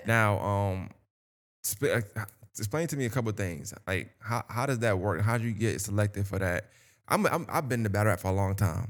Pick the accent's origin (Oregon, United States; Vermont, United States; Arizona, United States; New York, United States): New York, United States; now in Augusta, United States; I'm from New York